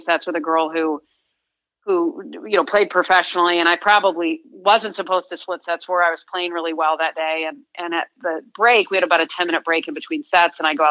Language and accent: English; East Lansing, Michigan, United States; growing up in East Lansing, I was in a house with brothers